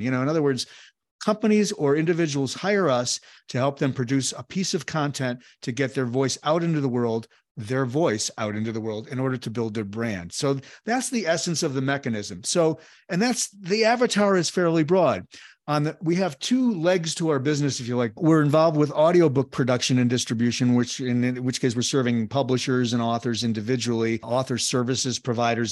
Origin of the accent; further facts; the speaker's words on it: Chicago, Illinois, United States; Born and raised in Chicago